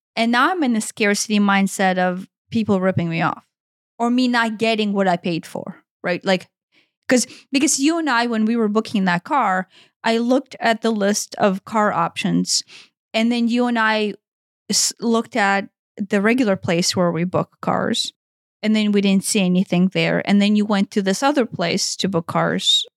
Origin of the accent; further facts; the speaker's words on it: Ukraine; moved away; growing up in Ukraine